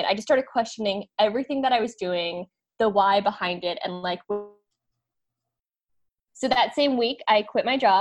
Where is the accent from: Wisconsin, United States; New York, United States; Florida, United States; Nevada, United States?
Nevada, United States; Las Vegas; moved away as an adult; also born or lived in San Diego; born and raised in Vegas